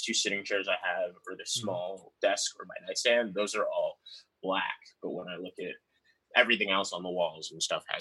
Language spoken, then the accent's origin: English; New York, United States; moved away; also born or lived in Detroit; I grew up in New York